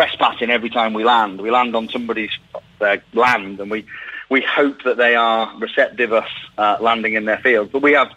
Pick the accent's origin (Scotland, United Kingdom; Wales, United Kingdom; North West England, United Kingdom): Wales, United Kingdom; Llangollen; I'm from Llangollen in North Wales, where they used to host a balloon festival every year.